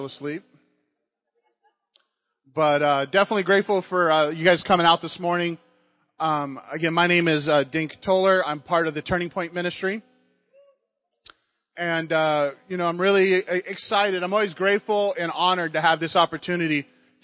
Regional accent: United States; growing up in America

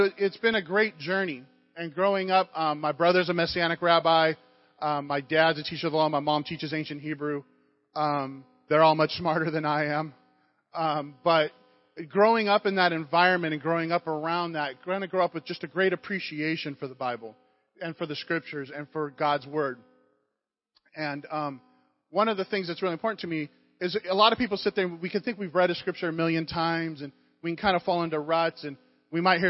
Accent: United States; growing up in America

